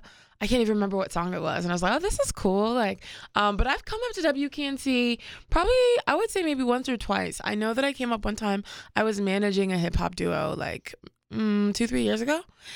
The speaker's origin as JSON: {"language": "English", "town": "Washington", "region": "District of Columbia", "country": "United States", "tie": "born or raised there", "also_born_or_lived": "Paris, France", "said": "But I was born in Paris, France. And I grew up in Washington, D.C. Because my dad was ambassador of Cameroon."}